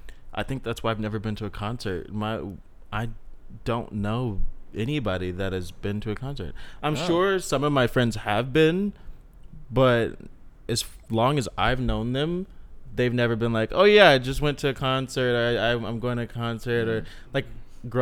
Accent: Dallas, Texas, United States; I was in Dallas. I grew up in Dallas.

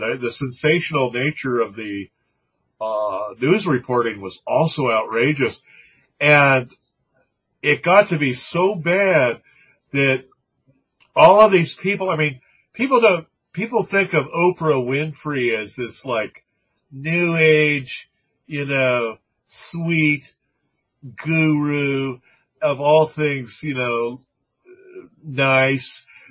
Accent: Manhattan Beach, California, United States; my hometown

